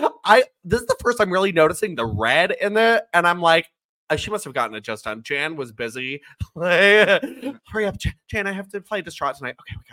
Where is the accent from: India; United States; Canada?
United States; Kansas City, Missouri; I'm so happy. The Chiefs won. I love the Chiefs because I'm from Kansas City.